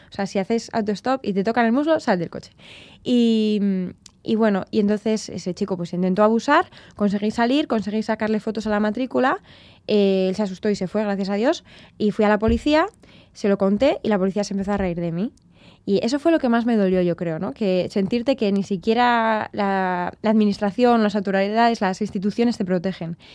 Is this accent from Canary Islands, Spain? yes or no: no; Bilbao, Basque Country, Spain; also born or lived in Tenerife; los de Bilbao nacemos donde sea